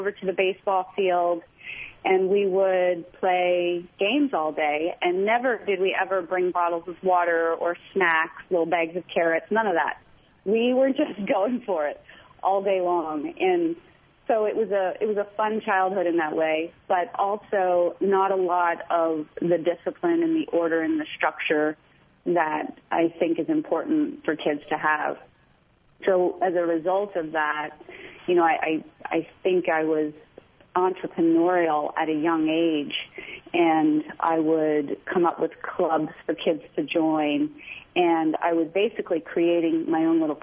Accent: Mays Landing, New Jersey, United States; I grew up in New Jersey, in South Jersey, a little town called Maze Landing

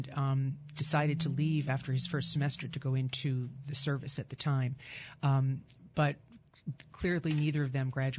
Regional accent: Cambridge, Massachusetts, United States; I grew up literally blocks away from Harvard University and walked through the campus many times as a child.

